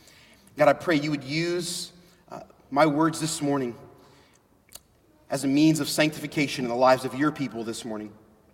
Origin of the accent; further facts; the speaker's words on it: Philadelphia, Pennsylvania, United States; I was born and raised in Philadelphia, Pennsylvania, the birthplace of our nation.